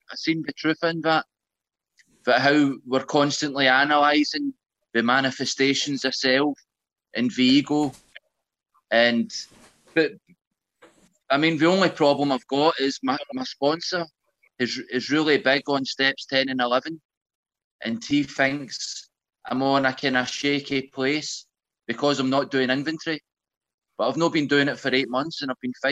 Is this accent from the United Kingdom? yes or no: yes; Glasgow, Scotland, United Kingdom; I am from Glasgow